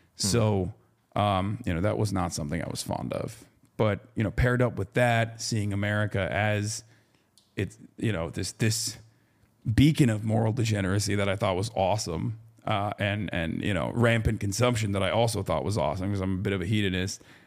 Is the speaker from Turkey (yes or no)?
yes; Turkey; moved away; I grew up in Turkey